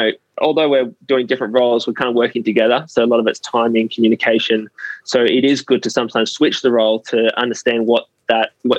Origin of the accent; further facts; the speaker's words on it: Australia; being Australian